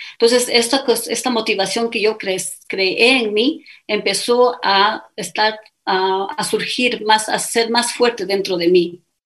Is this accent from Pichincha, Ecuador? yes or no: yes; Quito, Pichincha, Ecuador; accent: Ecuadorian; first language Spanish; moved away as an adult; also born or lived in Puyo, Pastaza, Ecuador / London, United Kingdom; now in Riyadh, Saudi Arabia; yo nací en Quito, crecí en el oriente, específicamente en el Puyo